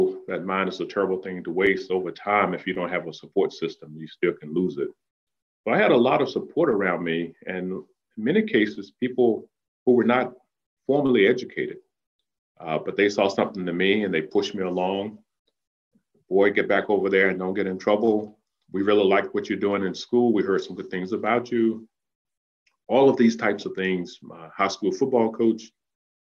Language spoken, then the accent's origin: English; Danville, Virginia, United States; that little boy growing up in Danville